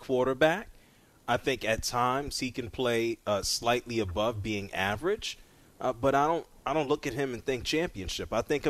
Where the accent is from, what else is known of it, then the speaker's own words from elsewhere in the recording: New York City, New York, United States; I'm from the Bronx, New York. I'm not from Canada. Not Canadian at all. I've been to Canada.